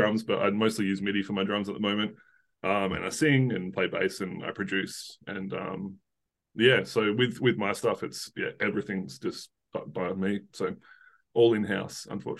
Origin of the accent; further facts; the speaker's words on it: south of Perth, Western Australia, Australia; sort of south of Perth, but Perth is the closest big city.